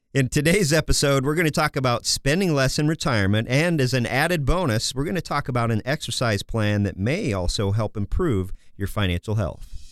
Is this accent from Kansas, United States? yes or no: yes; Kansas, United States; also born or lived in Massachusetts; now in Minnesota, United States; I was born in Massachusetts, grew up in Kansas